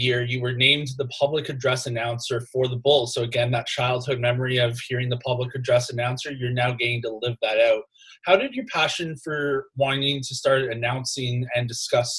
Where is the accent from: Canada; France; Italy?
Canada; Toronto, Ontario; now in Durham Region, Canada; growing up, I grew up in Toronto. I now live out in Durham region